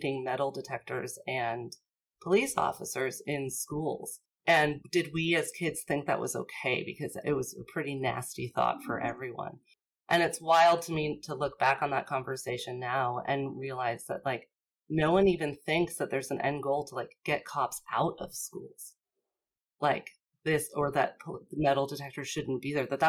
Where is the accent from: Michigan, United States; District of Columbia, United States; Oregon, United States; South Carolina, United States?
District of Columbia, United States; Washington, D.C. area; moved away; I grew up in the Washington, D.C. area.